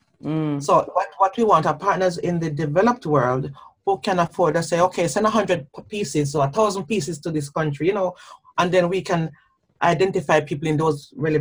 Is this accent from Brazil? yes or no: no; Jamaica; now in United Kingdom; my own growing up in Jamaica